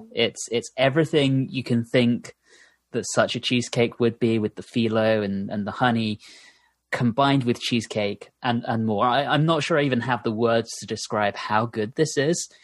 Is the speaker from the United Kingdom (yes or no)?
yes; United Kingdom; now in United States